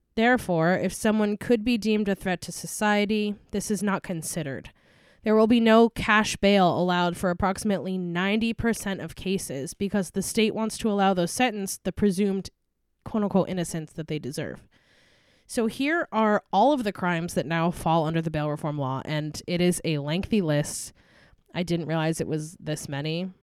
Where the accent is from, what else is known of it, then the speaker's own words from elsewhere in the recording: Albany, New York, United States; my hometown of Albany, New York